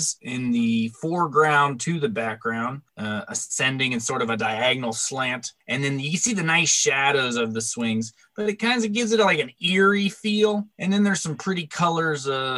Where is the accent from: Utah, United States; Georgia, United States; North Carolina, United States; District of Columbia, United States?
North Carolina, United States; Asheville; I'm from Asheville, North Carolina